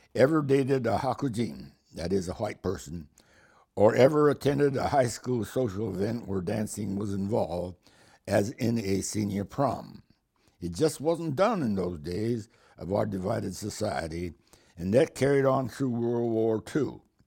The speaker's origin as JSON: {"language": "English", "town": "Hood River", "region": "Oregon", "country": "United States", "tie": "born or raised there", "moved": "yes", "said": "growing up in Hood River and being the only Japanese family to live in town"}